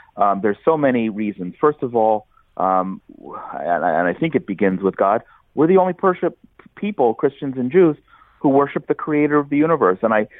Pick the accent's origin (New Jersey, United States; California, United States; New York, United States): New Jersey, United States; moved away as an adult; also born or lived in Atlanta; I am an Orthodox Jew. I was born and raised in New Jersey. I spent several years in Atlanta studying at Emory and working there afterward.